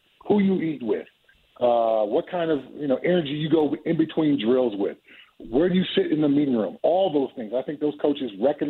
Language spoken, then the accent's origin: English; California, United States; I grew up in Southern California, and I caught snakes and lizards and frogs in my backyard all the time as a kid.